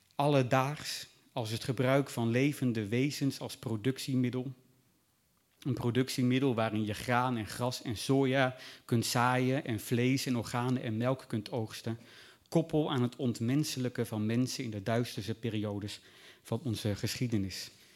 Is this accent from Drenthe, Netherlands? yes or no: no; Groningen countryside, Netherlands; ik ben opgegroeid op het Groningse platteland tussen boeren.